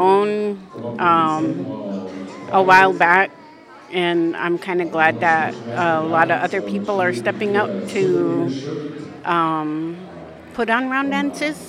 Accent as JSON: {"language": "English", "town": "Warm Springs", "region": "Oregon", "country": "United States", "said": "a community member from Warm Springs"}